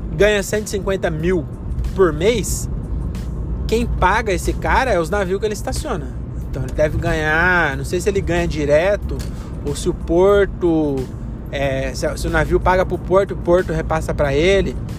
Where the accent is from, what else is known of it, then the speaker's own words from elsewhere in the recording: Francisco Morato, São Paulo, Brazil; Agora eu que sou de Morato